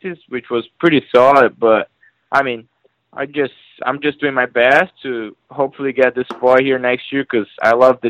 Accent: Brazil; moved away as an adult; also born or lived in California; now in North Carolina, United States; my hometown in Brazil

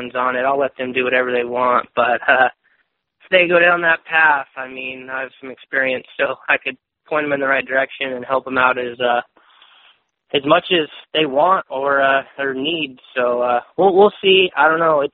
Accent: Corning, California, United States; also born or lived in Chico, California; I grew up in Corning, California.

